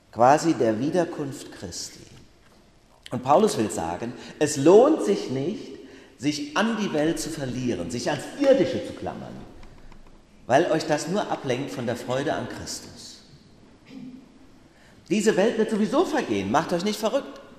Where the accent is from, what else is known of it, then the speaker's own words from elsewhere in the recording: Bacharach, Rhineland-Palatinate, Germany; In meinem Heimatort Bachach gibt es ja viele Fachwerkhäuser.